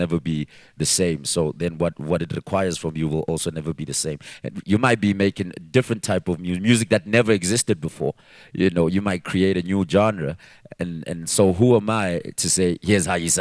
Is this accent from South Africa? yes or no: yes; Katlehong, Gauteng, South Africa; I'm from Katlehong, and nobody was from there